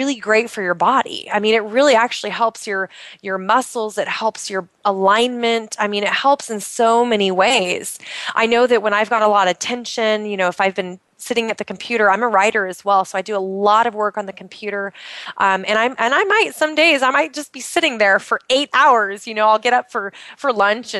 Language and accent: English; Pacific Northwest, United States; moved away; I grew up in the Pacific Northwest of the United States